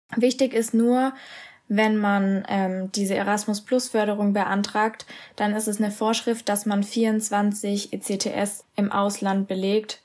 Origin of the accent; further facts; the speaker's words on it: Germany; also born or lived in Castellanza, Italy; Und dann habe ich gesagt ja